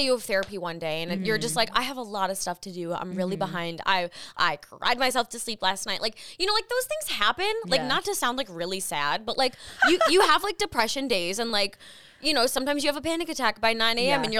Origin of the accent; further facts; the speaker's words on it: the South, United States; moved away; So I'm kind of considering this my like hometown trip because my hometown, we sold my house. So like, I don't really have any connection to the South anymore.